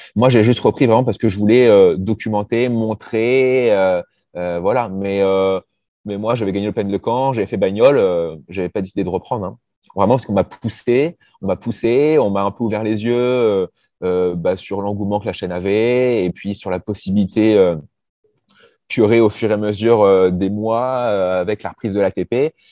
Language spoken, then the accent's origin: French; Normandy, France; je suis normand